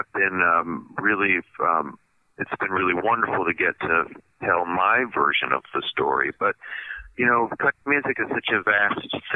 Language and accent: English; Shenandoah Valley, Virginia, United States; I grew up in the Shenandoah Valley